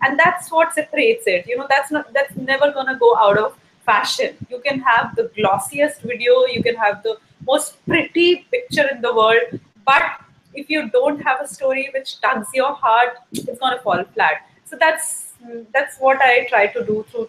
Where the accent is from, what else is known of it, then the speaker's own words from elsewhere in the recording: Delhi, India; I'm from India where the culture is very different.